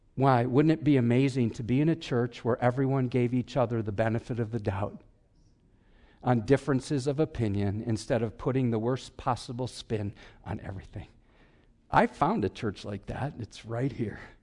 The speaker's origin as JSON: {"language": "English", "region": "Wisconsin", "country": "United States", "said": "I'm from Wisconsin"}